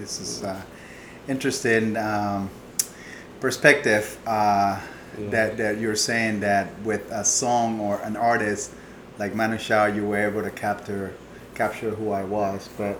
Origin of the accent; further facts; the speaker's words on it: Panama; moved away; I was born in Panama